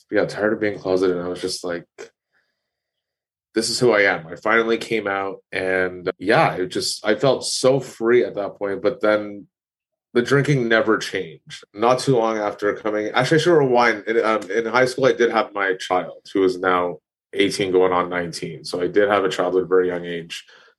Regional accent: Toronto, Ontario, Canada; I was born and raised in Toronto, Ontario

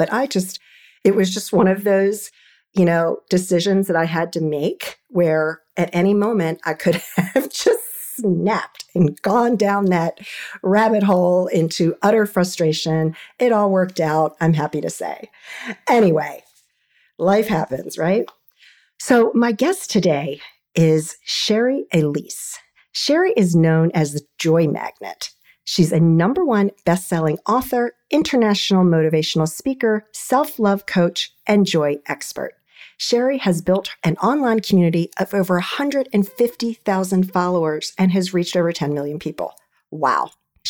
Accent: D.C. metro area, District of Columbia, United States; I'm an East Coast girl and I've been in the DC metro area my entire life.

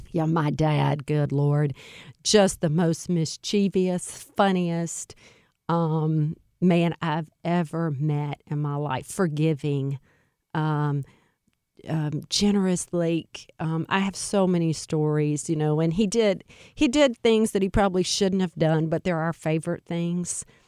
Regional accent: Alexandria, Louisiana, United States; moved away as an adult; now in St. Louis, United States; I was born in Alexandria, Louisiana, which is central Louisiana

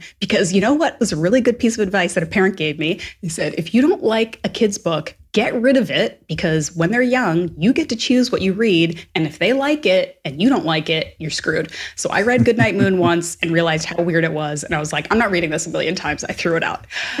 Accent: Atlantic Canada, Canada; And I grew up on the East Coast of Canada and everybody's name was like McIsaac or McDonald, like very Scottish and Irish names.

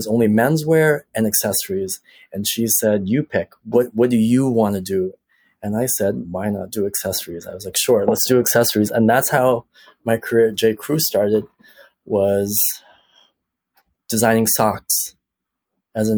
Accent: Toronto, Ontario, Canada; I grew up in Toronto

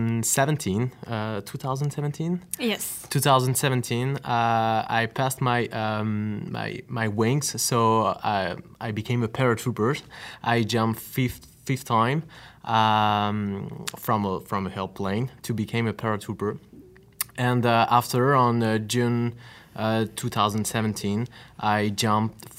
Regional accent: Normandy, France; we are from Normandy

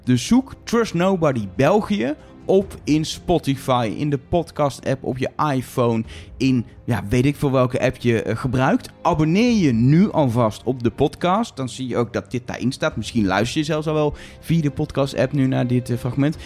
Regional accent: Netherlands; wij zijn drie Nederlanders die in Nederland al twee seizoenen lang een podcast maken

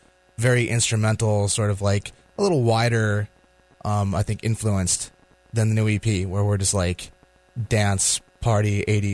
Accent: San Diego, California, United States; moved away as an adult; now in Richmond, United States; I was from San Diego. I came to Richmond to get my undergrad

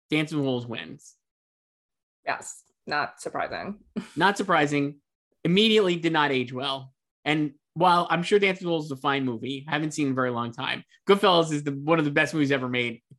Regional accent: New York, United States

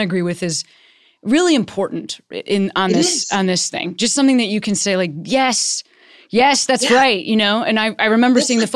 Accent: Chicago, Illinois, United States; moved away; I'm from Chicago originally

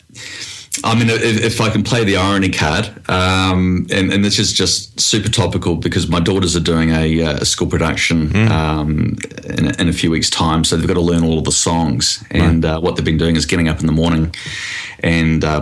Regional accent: New Zealand; now in Australia; I am from New Zealand originally

